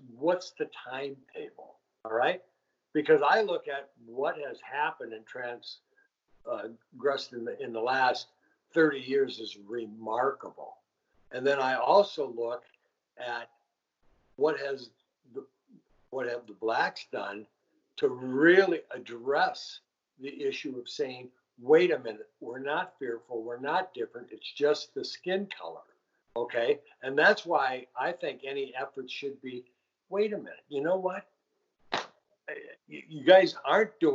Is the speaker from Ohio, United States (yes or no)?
no; Richfield, Minnesota, United States; I grew up in Richfield, okay? Right across Pratt's Avenue was Edina.